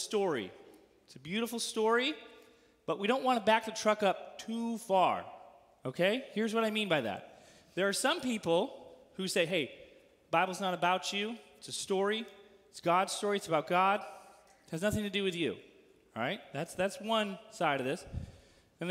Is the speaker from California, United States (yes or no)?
yes; California, United States; now in Missouri, United States; As a Californian, deep in my bones